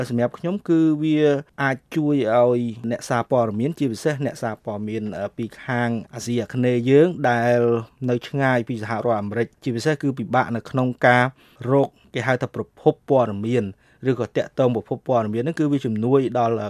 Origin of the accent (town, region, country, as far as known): Cambodia